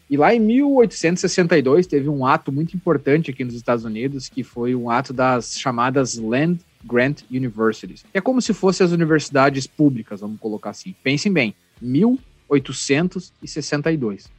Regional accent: Panambi, Rio Grande do Sul, Brazil; fui jogar na Serpanambi, que é o time lá da minha cidade

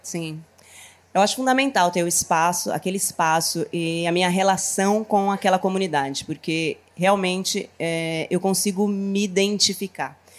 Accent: Taboão da Serra, São Paulo, Brazil; Eu nasci na periferia de São Paulo, né? Eu sou de Taboão da Serra, que é uma região da Grande São Paulo

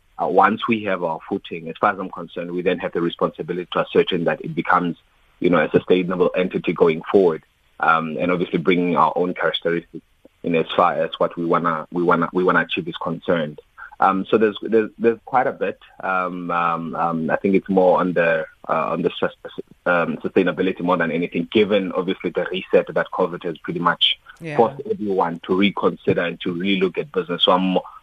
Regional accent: Free State, South Africa; now in Johannesburg, South Africa; I'm somebody that comes from the Free State, born and bred in Brownville, and I've been in Joburg since 2006

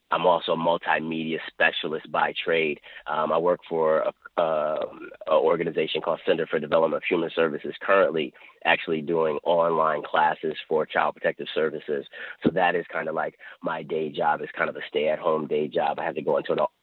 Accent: Buffalo, New York, United States; Grew up on the west side of Buffalo on Norwood Avenue

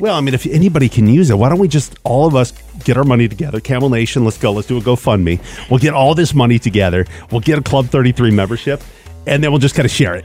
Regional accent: Seattle, Washington, United States; there's a couple of houses I grew up in in Seattle

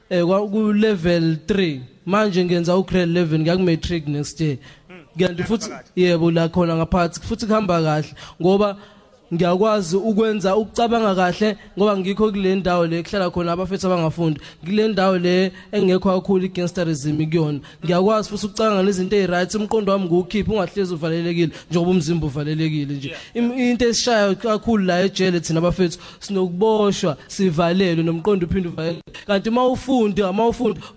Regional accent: KwaMashu, KwaZulu-Natal, South Africa; ekhaya kwaMashu kwa G section eBrazil.

